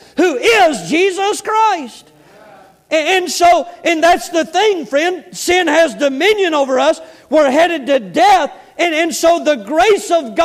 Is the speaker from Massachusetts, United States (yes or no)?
no; Florida Panhandle, United States; accent: southern; I'm from L.A., Lower Alabama. Amen. The panhandle of Florida right there